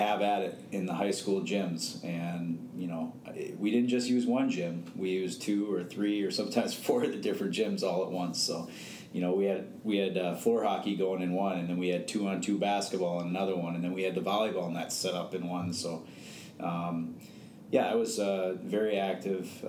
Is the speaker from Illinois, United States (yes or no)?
yes; Morton Grove, Illinois, United States; also born or lived in Park Ridge, Illinois; born and raised in Morton Grove, Illinois